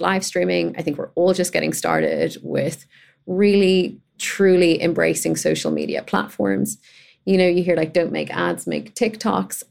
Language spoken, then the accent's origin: English; Ireland; as a gay kid growing up in Ireland